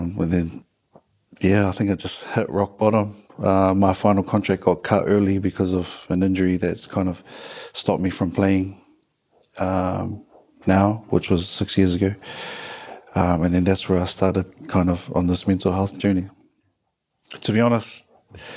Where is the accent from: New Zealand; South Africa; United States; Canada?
New Zealand; Auckland; born and bred in West Auckland, did my schooling there as well